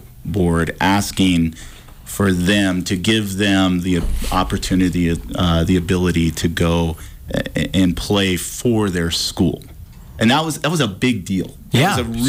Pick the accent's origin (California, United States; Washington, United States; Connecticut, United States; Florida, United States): Washington, United States; moved away as an adult; also born or lived in Oregon; now in Missoula, Montana, United States; I grew up in Washington